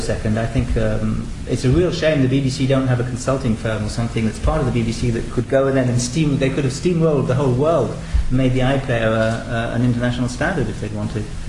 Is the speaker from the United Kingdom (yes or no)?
yes; United Kingdom; moved away as an adult; now in France; I'm actually British and I've been living in France for 20 years.